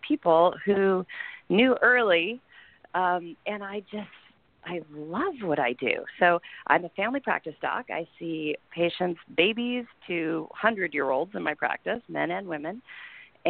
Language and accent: English; Southern Illinois, United States; moved away as an adult; now in Santa Cruz, United States; I came to college out here, but I'm originally from Southern Illinois, and I come from families of farmers. And, you know, I spent my whole childhood in the woods